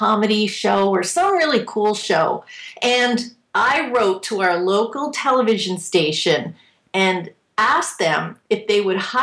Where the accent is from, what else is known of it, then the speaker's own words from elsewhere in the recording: just outside of Toronto, Ontario, Canada; moved away as an adult; now in New England, United States; I grew up just outside of Toronto. And I'm from Canada. We moved to the States. I'm from New England right now.